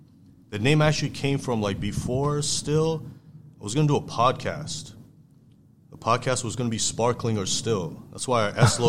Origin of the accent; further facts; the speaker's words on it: Toronto, Ontario, Canada; also born or lived in Iran; I grew up in Canada.